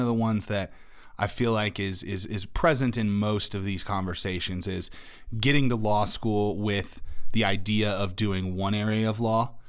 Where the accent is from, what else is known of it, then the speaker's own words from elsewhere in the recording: Wyoming, United States; moved away as an adult; now in Colorado, United States; I grew up in Wyoming, also a pretty rural area